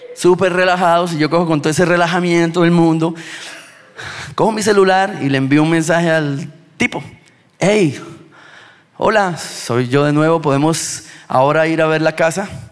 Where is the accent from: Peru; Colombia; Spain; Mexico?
Colombia; Bucaramanga, Santander; De Bucaramanga